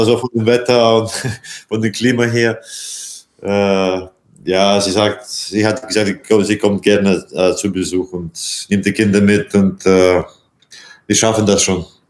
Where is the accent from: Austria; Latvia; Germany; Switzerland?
Latvia; German is a second language; moved away; also born or lived in Iceland; mein Heimat, mein so Vaterland, wie man sagt, und äh, das ist natürlich Lettland